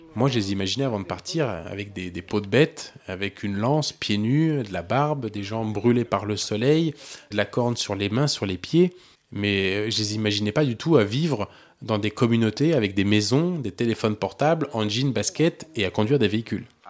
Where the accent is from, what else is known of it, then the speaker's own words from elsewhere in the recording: France; je suis français